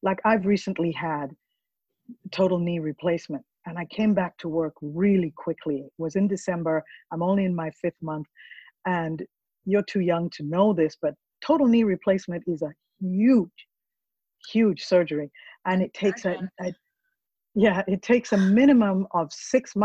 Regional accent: Kampala, Central Region, Uganda; now in Jacksonville, United States; I'm from Africa

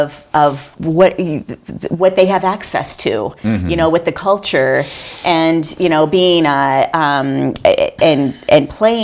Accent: Flint, Michigan, United States; I'm from Flint, Michigan, and I did not grow up eating well.

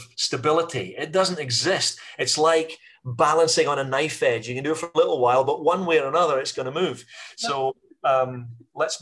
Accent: Scotland, United Kingdom; as a Scottish business community

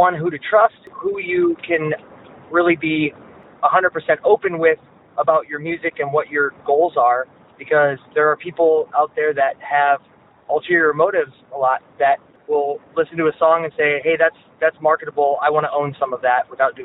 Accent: St. Louis, Missouri, United States; I'm originally from South St. Louis City

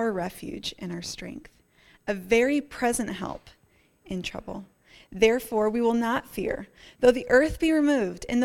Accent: Northeast, United States; now in Colorado, United States; I grew up in the Northeast, so we're quite familiar with, you know, blizzards and nor'easters and squalls

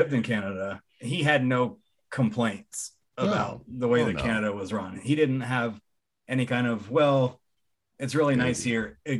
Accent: Columbia, South Carolina, United States; They're from my hometown.

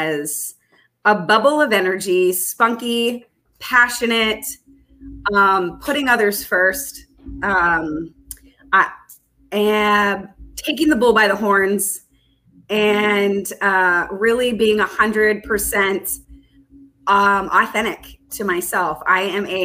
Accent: Texas, United States; moved away; also born or lived in Southern California; I am a native Texan

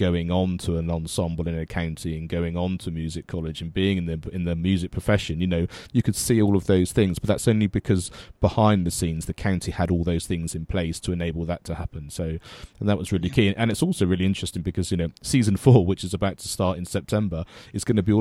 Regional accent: Avon, South West England, United Kingdom; the county I grew up was Avon in the West Country, which now doesn't even exist.

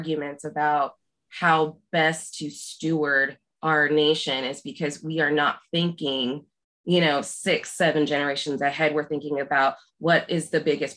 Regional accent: Southwest Oklahoma, United States; now in Wise, Virginia, United States; I was born and raised in Oklahoma, Southwest Oklahoma

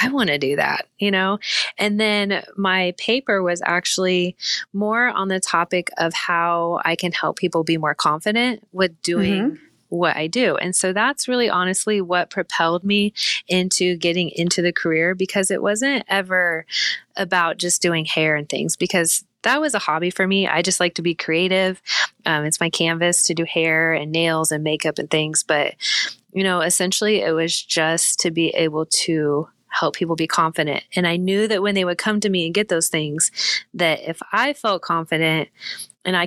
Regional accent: Manhattan, Kansas, United States; I grew up just outside of Manhattan, Kansas. Never lived anywhere outside of Kansas.

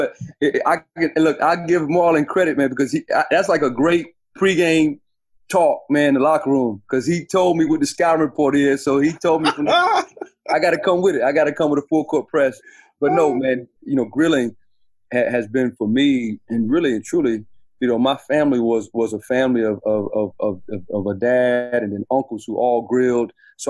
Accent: North Carolina, United States; also born or lived in Texas / Louisiana / Tennessee / Mississippi; because I'm from North Carolina. But I've lived pretty much in every state in the South, from Texas through back home to Carolina. So Texas, Louisiana, lived in Tennessee, obviously in Mississippi, lived in South Carolina.

